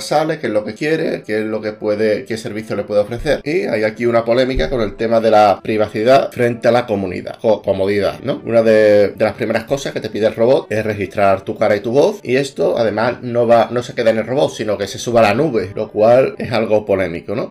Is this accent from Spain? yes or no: yes; Spain; en mi país, España